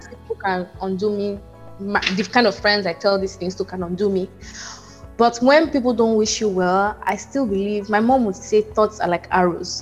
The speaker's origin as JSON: {"language": "English", "town": "Port Harcourt", "region": "Rivers State", "country": "Nigeria", "tie": "born or raised there", "moved": "as an adult", "lives_now": "United States", "said": "I grew up in Port Harcourt"}